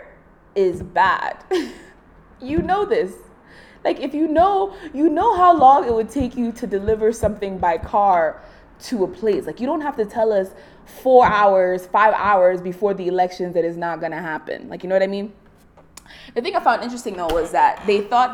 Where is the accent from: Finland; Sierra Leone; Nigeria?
Nigeria; as a Nigerian